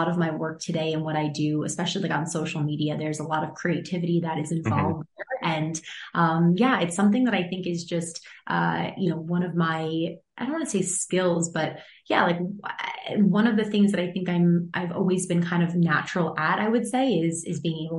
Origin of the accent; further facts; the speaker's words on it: Long Island, New York, United States; also born or lived in North Carolina; I grew up on Long Island in New York